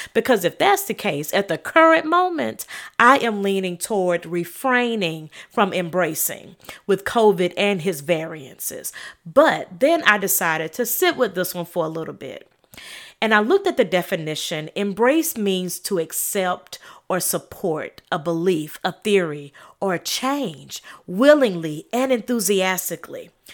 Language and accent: English; South Carolina, United States; I'm from South Carolina